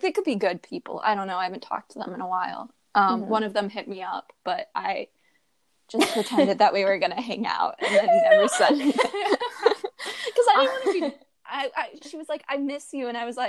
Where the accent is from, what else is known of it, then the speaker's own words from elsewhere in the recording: Ohio, United States; Yeah, right now we're all long-distance. I'm from Ohio, Han's from California